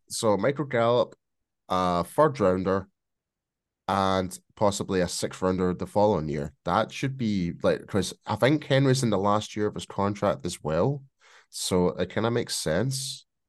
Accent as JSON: {"language": "English", "region": "Scotland", "country": "United Kingdom", "accent": "Scottish", "said": "my bloody Scottish accent"}